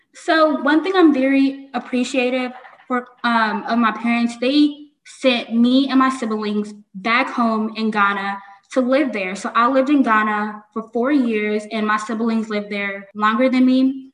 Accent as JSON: {"language": "English", "country": "United States", "tie": "born or raised there", "said": "I was raised in America, I was raised with American culture"}